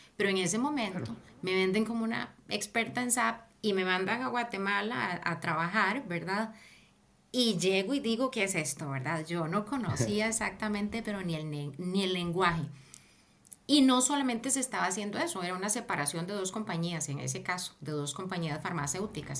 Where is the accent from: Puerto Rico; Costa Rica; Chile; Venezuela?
Costa Rica; moved away as an adult; also born or lived in Mexico / Peru / Barcelona; now in London, United Kingdom; El primer país que cuando salí de Costa Rica fue México